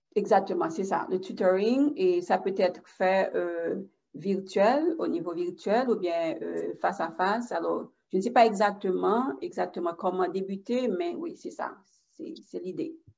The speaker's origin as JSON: {"language": "French", "country": "Haiti", "moved": "yes", "lives_now": "Pembroke Pines, United States", "said": "Je ne suis pas française. Je suis d'origine haïtienne. Je suis haïtienne. Et j'habite pas loin de Miami."}